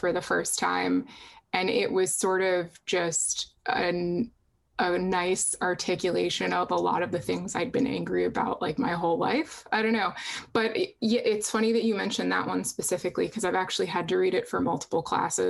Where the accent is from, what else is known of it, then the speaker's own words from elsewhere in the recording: Boston, Massachusetts, United States; I'm actually from right outside of Boston. I was born in Boston, grew up like literally like 2 minutes from a Welcome to Boston sign